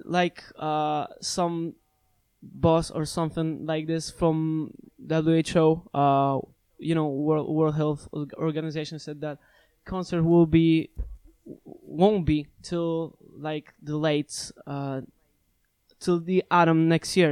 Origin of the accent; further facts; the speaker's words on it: Szczecin, West Pomeranian Voivodeship, Poland; in my hometown in Szczecin